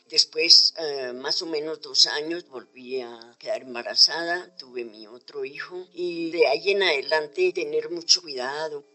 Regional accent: Socotá, Boyacá, Colombia; also born or lived in Quiba Baja, Ciudad Bolívar, Bogotá; now in Bogotá, Colombia; Yo estudié en la escuela rural de Comezabao, municipio de Socotá, Boyacá.

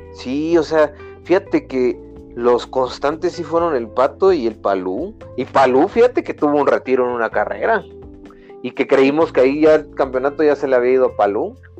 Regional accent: Mexico; como mexicano

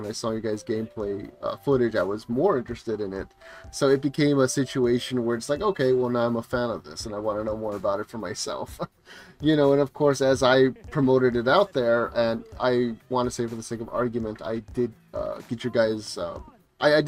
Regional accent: Texas, United States; As a Texan

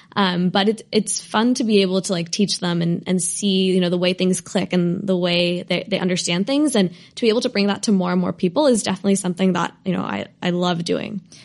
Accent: Bay Area, California, United States; I, I grew up in the Bay Area

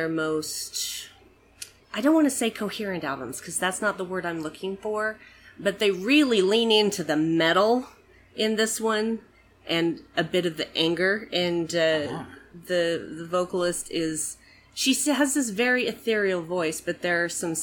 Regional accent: Utah, United States; people who were born and raised in Utah

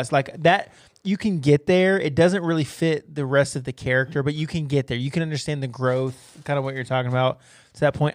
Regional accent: United States; I happened to be born here

